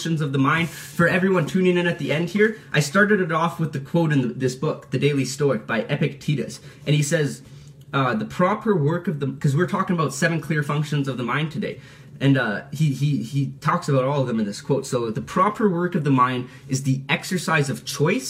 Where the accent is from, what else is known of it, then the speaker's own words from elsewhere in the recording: Calgary, Alberta, Canada; Calgary, in my hometown